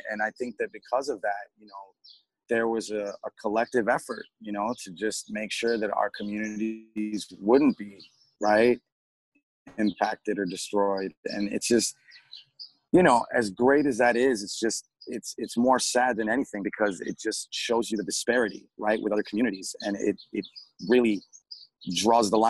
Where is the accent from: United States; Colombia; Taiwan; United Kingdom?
Colombia; born there; You know, I'm from, I was born in Colombia. I'm half Chilean.